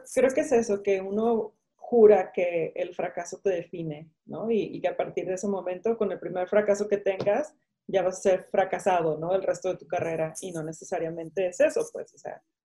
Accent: Mexico; aquí en México

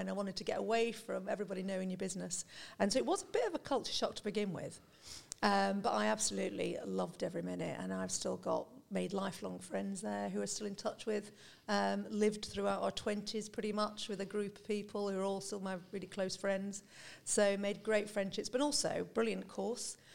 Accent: North West England, United Kingdom; I'm from Lancashire originally, northwest of the, the UK. Nice. still got a little bit of an accent.

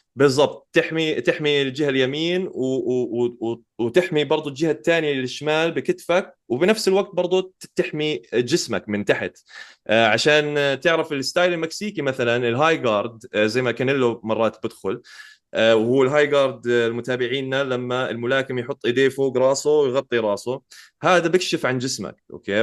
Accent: Jordan; عندنا بالأردن

